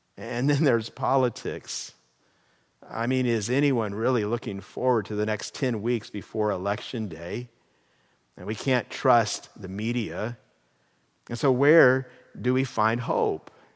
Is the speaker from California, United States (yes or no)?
yes; California, United States; My real I D card gives my identity as a resident of the state of California